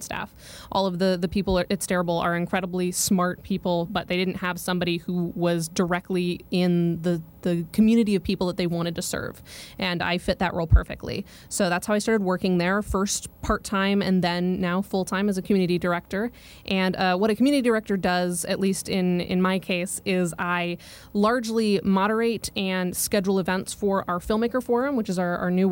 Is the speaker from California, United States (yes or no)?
no; Colorado, United States; moved away as an adult; also born or lived in Oregon; growing up in Colorado